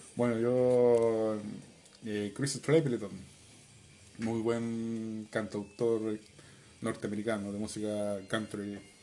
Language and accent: Spanish; Chile; somos los chilenos